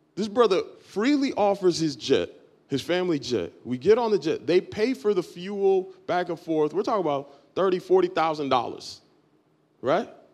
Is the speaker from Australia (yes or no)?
no; Dominican Republic; I'm Dominican from, from birth, so I'm from the Dominican Republic.